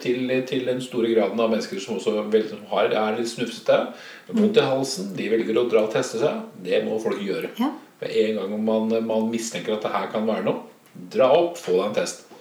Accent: Oslo, Norway; now in Moss, Norway; Jeg er opprinnelig fra Oslo

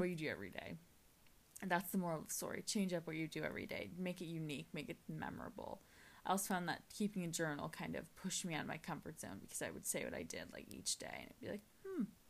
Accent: California, United States; I am from California

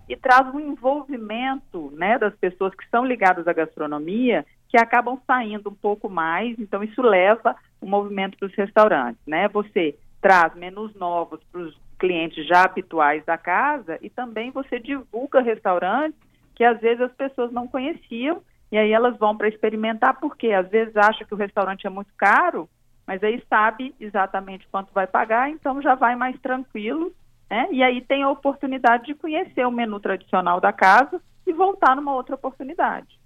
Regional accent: Minas Gerais, Brazil; now in Espírito Santo, Brazil; Eu sou mineira, né, mas já me considero capixaba, moro aqui há 18 anos

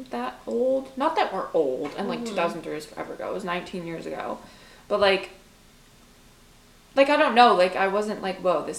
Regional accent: Canada; we're Canadian

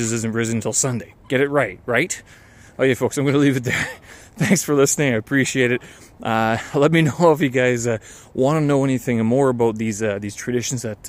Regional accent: Canada; moved away; this is what I grew up with. This is, these are the celebrations. This is the Easter I remember. And if I go back to Canada at times

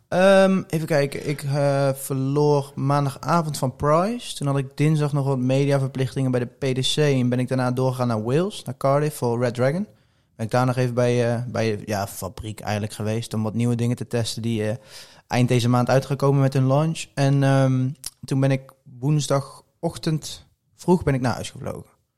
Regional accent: Poederoijen, Gelderland, Netherlands; ik kom uit Poederooi en ik was tien, elf jaar oud.

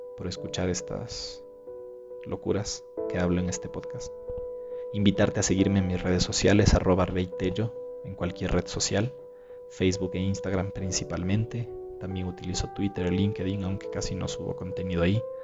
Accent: Ecuador; aquí en mi país

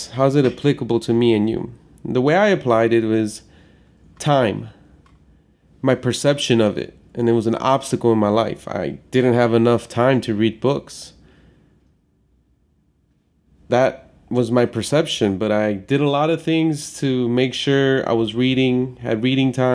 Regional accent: Chicago, Illinois, United States; I grew up in Chicago

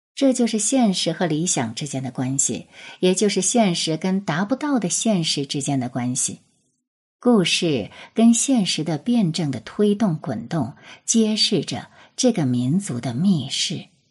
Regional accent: China; 我们中国人

